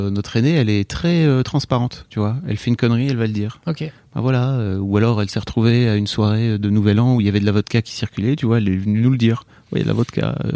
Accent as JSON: {"language": "French", "area": "the North", "region": "Hauts-de-France", "country": "France", "said": "on vient du Nord"}